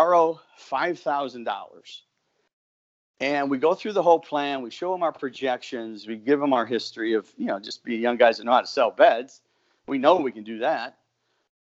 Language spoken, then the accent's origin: English; South Dakota, United States; moved away as an adult; also born or lived in New York City; now in Houston, United States; I'm from South Dakota, so just imagine my life at this time in New York City. There was more people living in the building that I was in than the town I grew up in.